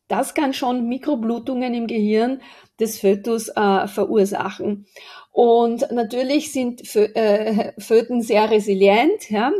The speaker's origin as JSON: {"language": "German", "region": "Aosta Valley", "country": "Italy", "tie": "born or raised there", "moved": "yes", "said": "Also ich bin am Fuß des Matterhorns aufgewachsen, zur Hälfte gehört er zu uns"}